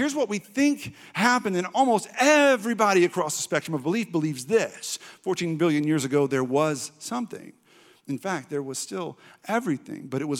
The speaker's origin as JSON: {"language": "English", "region": "Texas", "country": "United States", "tie": "born or raised there", "said": "Now, when I was growing up in East Texas, going to revivals and things like"}